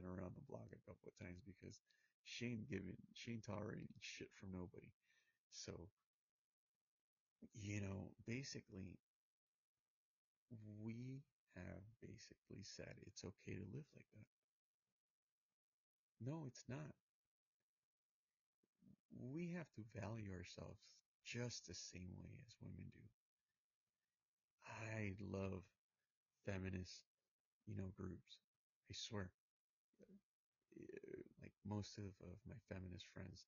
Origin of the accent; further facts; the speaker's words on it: United States; My background's Hispanic, even though I was born in the United States of America